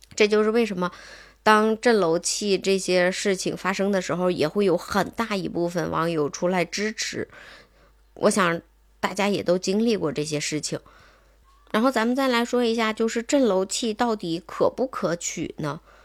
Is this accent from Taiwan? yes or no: no; Tangshan, Hebei, China; 至少在我们唐山这边儿是